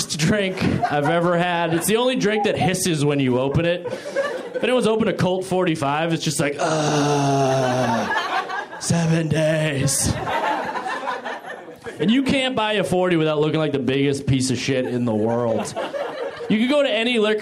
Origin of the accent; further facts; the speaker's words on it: New Hampshire, United States; moved away; I'm from New Hampshire